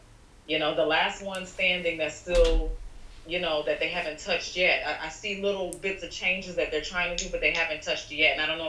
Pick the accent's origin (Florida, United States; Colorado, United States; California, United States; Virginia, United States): Florida, United States; Orlando; moved away as an adult; now in Brooklyn, United States; I'm originally from Florida, Orlando, Florida.